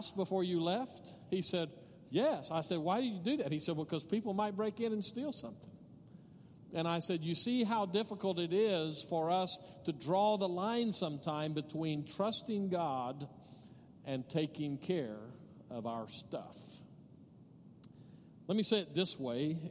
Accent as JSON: {"language": "English", "town": "Odessa", "region": "Texas", "country": "United States", "tie": "born or raised there", "moved": "yes", "lives_now": "El Paso, United States", "said": "I grew up in Odessa"}